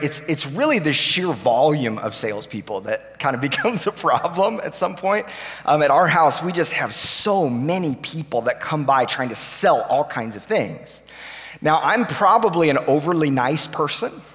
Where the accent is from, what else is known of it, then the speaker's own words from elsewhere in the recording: Tulsa, Oklahoma, United States; moved away as an adult; now in Nashville, United States; we grew up here in Tulsa